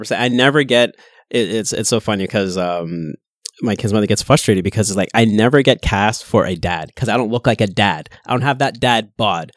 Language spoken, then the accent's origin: English; Kitchener, Ontario, Canada; also born or lived in Pickering; I'm born and raised in Kitchener